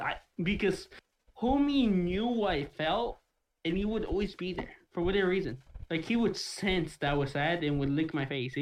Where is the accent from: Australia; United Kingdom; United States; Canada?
Canada; Yo, actually, to be fair, I am Canadian.